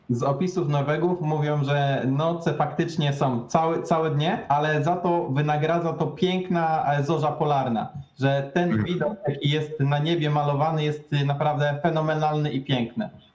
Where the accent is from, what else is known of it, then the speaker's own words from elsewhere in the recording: Tricity, Pomeranian Voivodeship, Poland; moved away as an adult; now in Norway; ja jestem z Trójmiasta